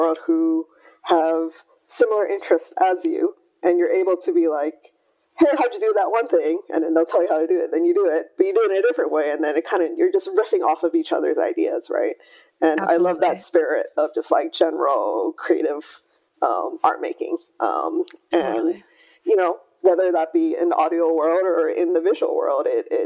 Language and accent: English; Hawaii, United States; moved away; also born or lived in California; I grew up in Hawaii, I went to university in California